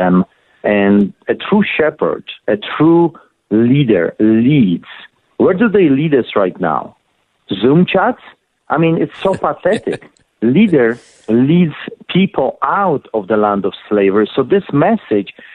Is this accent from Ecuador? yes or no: no; Poland; now in Calgary, Canada; in 1981, growing up in Poland, I witnessed the solidarity movement